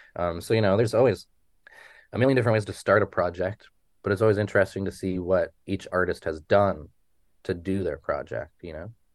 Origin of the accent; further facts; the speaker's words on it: Haines Junction, Yukon, Canada; moved away as an adult; now in Vancouver, Canada; I grew up in Haines Junction, Yukon